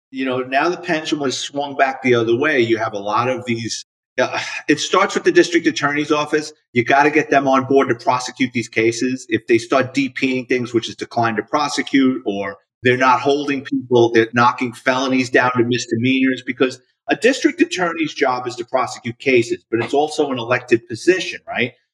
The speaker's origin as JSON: {"language": "English", "town": "New York City", "region": "New York", "country": "United States", "tie": "born or raised there", "said": "born and raised in the Bronx, New York, lower middle class family"}